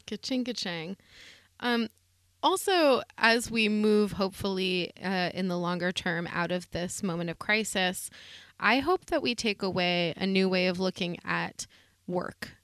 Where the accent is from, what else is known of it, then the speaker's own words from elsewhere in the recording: the Berkshires, Massachusetts, United States; I'm from the Berkshires